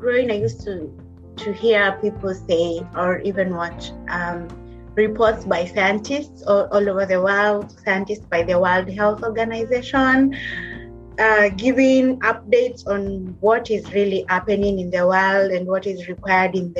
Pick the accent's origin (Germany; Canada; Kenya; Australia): Kenya; moved away as an adult; also born or lived in Kitui County, Kenya; now in Liverpool, United Kingdom; I'm a Kenyan by origin, Kenyan. So I was born in Kitui County